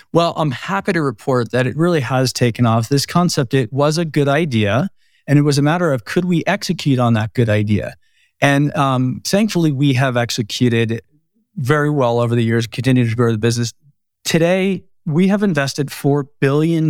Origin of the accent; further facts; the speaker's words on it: New Jersey, United States; moved away as an adult; also born or lived in Brooklyn, New York / Boulder, Colorado / San Francisco, California; now in Bend, United States; born in Brooklyn, raised in Jersey